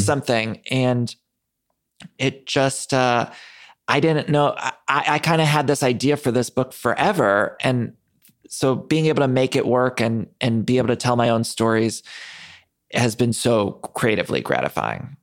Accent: Ohio, United States; I grew up in Ohio

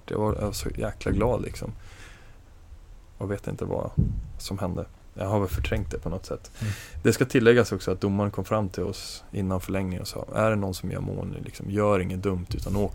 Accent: Norrland, Sweden; alltså jag är från Norrland och ganska sådär, inte särskilt frusen av mig

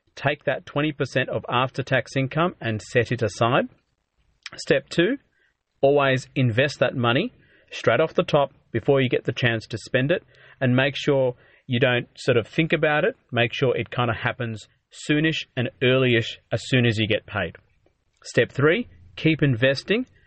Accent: Adelaide, South Australia, Australia; moved away as an adult; now in Melbourne, Australia; I grew up in Adelaide, But I moved to Melbourne, um, after medical school

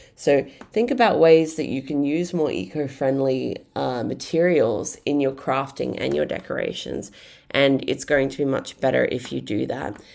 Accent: Brisbane, Queensland, Australia; I grew up in Brisbane

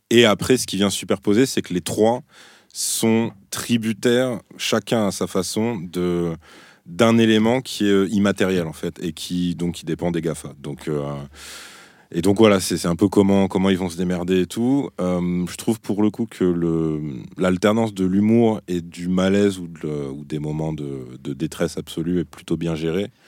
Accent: Brittany, France; Ouais, parce que je suis breton, ma, grand-mère a inventé la galette saucisse.

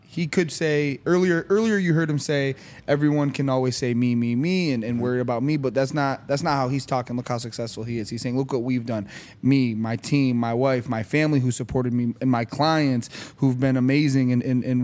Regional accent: East Lansing, Michigan, United States; My dad, when we were growing up, we lived in East Lansing

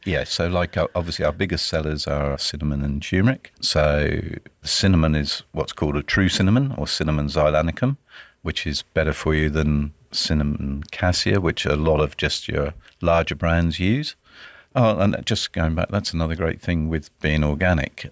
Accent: Dorset, South West England, United Kingdom; moved away as an adult; also born or lived in Edinburgh, Scotland; now in Sunshine Coast, Australia; I grew up in the beautiful county of Dorset in the U K on the south coast

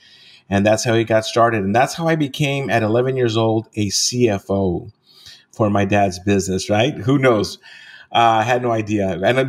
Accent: East Los Angeles, California, United States; East LA is considered a barrio, right? And it's a place where a lot of Latinos live in the United States. My parents are Mexican immigrants.

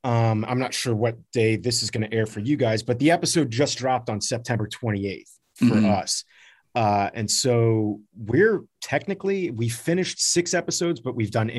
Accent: Miami, Florida, United States; moved away; So I grew up in Miami.

